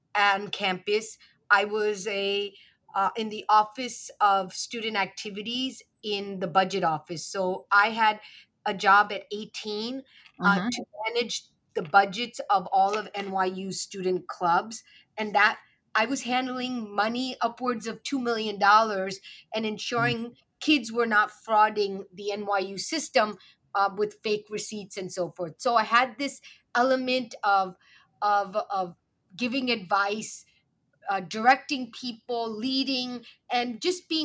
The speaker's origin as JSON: {"language": "English", "town": "New York City", "region": "New York", "country": "United States", "tie": "born or raised there", "said": "I am a kid from Brooklyn. My parents immigrated here to the U.S. from Pakistan in the 80s. And I'm the child of sunny, tree-lined Brooklyn and Midwood"}